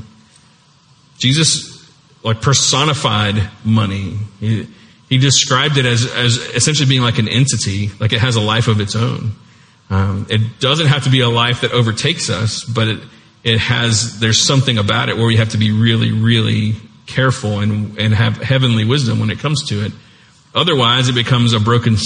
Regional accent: United States; we're the US

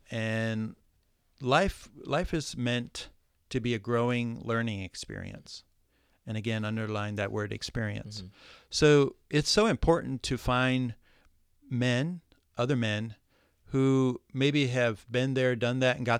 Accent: Midwest, United States; No, I came from Midwest, was born in the Midwest, and never heard about a mentor all my life.

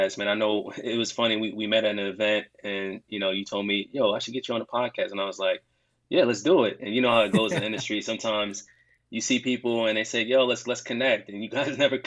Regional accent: Jersey City, New Jersey, United States; I'm from Jersey City, New Jersey

